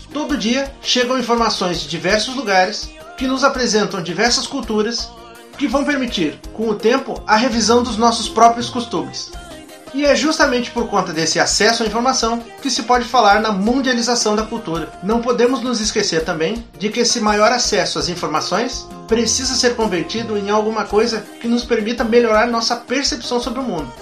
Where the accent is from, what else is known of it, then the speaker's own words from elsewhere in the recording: Brazil; nós próprios, enquanto brasileiros